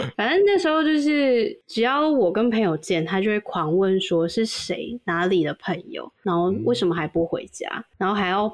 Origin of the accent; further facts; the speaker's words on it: Taiwan; moved away as an adult; now in South Korea; 是台湾人